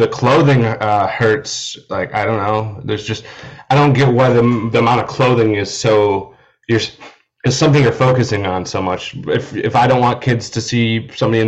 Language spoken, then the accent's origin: English; Iowa, United States; I'm from Iowa, and there's zero drag shows in any of the cities that I lived in Iowa